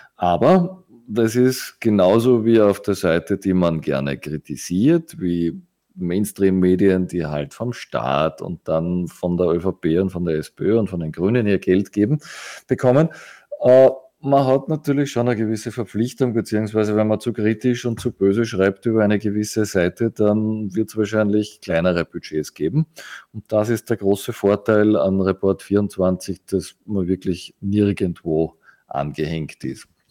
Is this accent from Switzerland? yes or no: no; Austria; uns als Österreicher